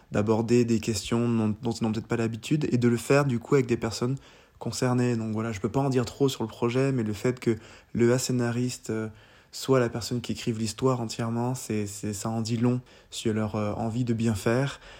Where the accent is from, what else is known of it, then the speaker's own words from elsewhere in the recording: Guadeloupe; also born or lived in Normandy, France; parce que moi je suis guadeloupéen mais je suis aussi normand et j'ai grandi pas mal d'été sur les falaises normandes